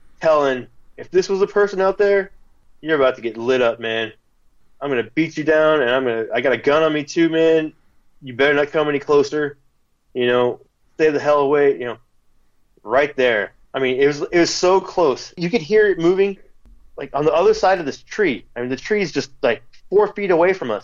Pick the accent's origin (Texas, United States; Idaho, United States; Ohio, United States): Texas, United States; Houston; there's a big pond behind my house where I grew up in Forest Cove